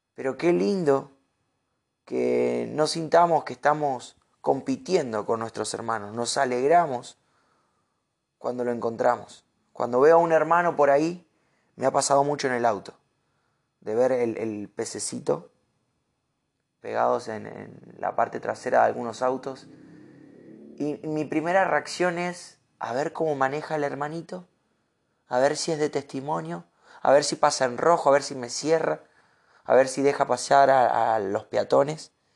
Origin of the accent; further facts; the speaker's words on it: Argentina; Uno, como argentino